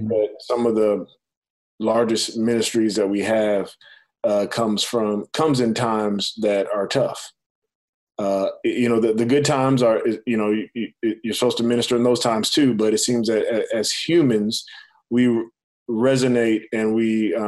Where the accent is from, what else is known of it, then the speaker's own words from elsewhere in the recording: United States; I'm literally the first generation really in my family that was born a citizen of this country